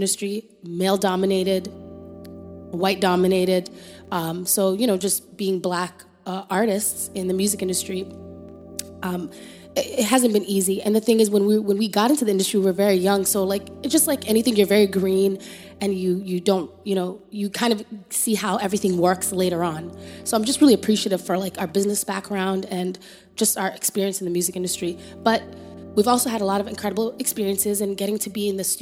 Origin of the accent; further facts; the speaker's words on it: Canada; accent: Canadian; moved away as an adult; now in Atlanta, United States; And we're coming from Canada with our weird accent.